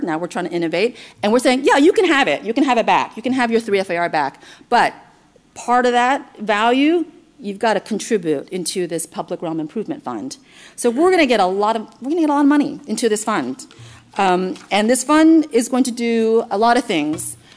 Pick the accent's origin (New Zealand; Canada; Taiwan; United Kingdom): Taiwan; now in New York City, United States; Over 38% of New Yorkers uh, were born abroad, including myself. I was born in Taiwan